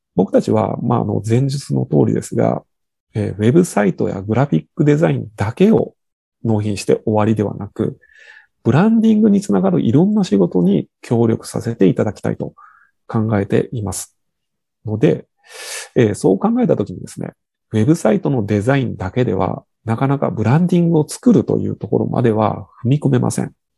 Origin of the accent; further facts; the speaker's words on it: Shimane, Japan; 我々の地元の島根県